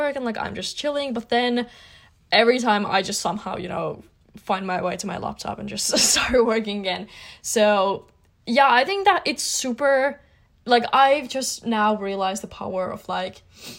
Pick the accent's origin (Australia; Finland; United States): Finland; I'm from Finland